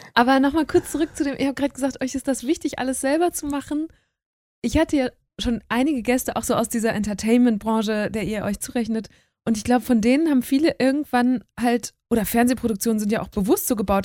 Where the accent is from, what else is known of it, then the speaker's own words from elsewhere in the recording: Münsterland, North Rhine-Westphalia, Germany; moved away as an adult; now in Berlin, Germany; weil ich bin ja eine Stunde von euch groß geworden